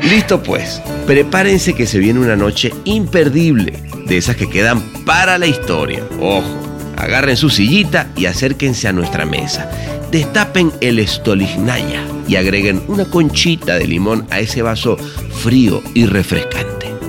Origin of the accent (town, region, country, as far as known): Venezuela